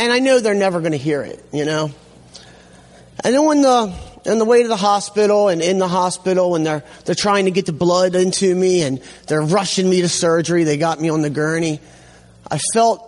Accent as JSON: {"language": "English", "town": "Hamden", "region": "Connecticut", "country": "United States", "tie": "born or raised there", "said": "I grew up here in Hamden"}